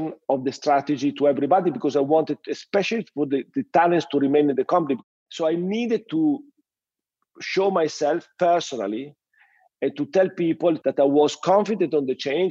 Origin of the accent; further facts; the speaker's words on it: Reggio Emilia, Emilia-Romagna, Italy; English is a second language; also born or lived in Paris / London / Sydney; I grew up in the same house where I still live, in close to Reggio Emilia with my family. I mean, I was born in this same house where I stay now with my kids and my wife.